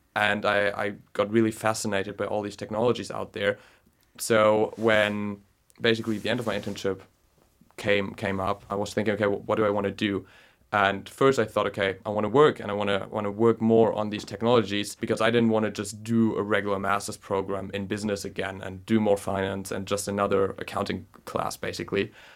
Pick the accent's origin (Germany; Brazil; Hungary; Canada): Germany; moved away as an adult; also born or lived in Berlin; now in London, United Kingdom; from Germany